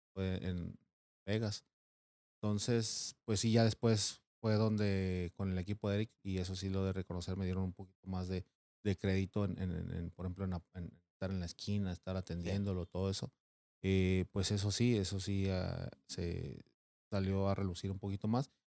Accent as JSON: {"language": "Spanish", "region": "Mexico City", "country": "Mexico", "tie": "born or raised there", "moved": "yes", "said": "Yo soy originario de la Ciudad de México."}